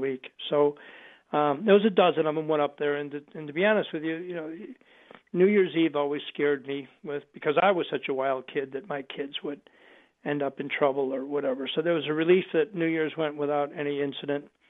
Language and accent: English; Buffalo, New York, United States; now in Chicago, United States; I grew up in Buffalo, so we're Buffalo Bills fans